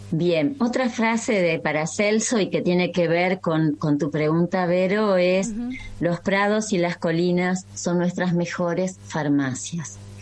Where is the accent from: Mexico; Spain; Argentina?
Argentina; María Grande, Entre Ríos; Yo nací en María Grande, Entre Ríos, es decir, comparto la tierra litoraleña con ustedes